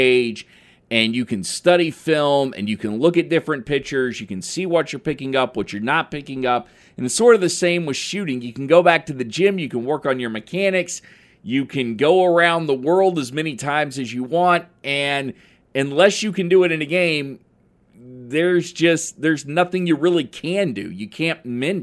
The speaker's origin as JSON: {"language": "English", "region": "Oklahoma", "country": "United States", "tie": "born or raised there", "moved": "yes", "said": "I haven't lived in Oklahoma my entire life, but I was born in Oklahoma"}